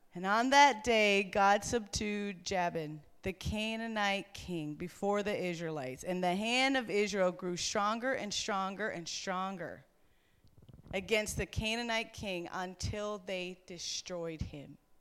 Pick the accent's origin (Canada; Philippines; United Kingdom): Canada; Newfoundland and Labrador; I come from Newfoundland where Sister Garrigus brought the gospel to the island and set it on fire.